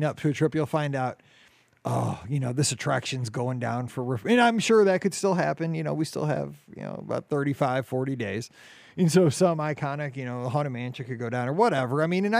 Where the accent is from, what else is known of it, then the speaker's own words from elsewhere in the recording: Missouri, United States; I'm from Missouri.